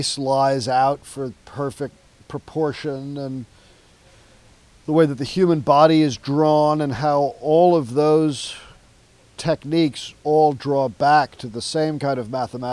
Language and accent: English; New York City, New York, United States; moved away as an adult; now in New Orleans, United States; I was born and raised in New York City, and I knew I didn't want to live in New York.